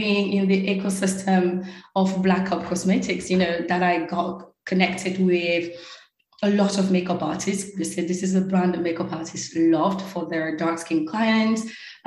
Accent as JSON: {"language": "English", "region": "Normandy", "country": "France", "tie": "born or raised there", "also_born_or_lived": "Paris / Cameroon", "first_language": "French", "second_language": "English", "moved": "as an adult", "lives_now": "New York City, United States", "said": "I grew up in a really secluded area in Normandy."}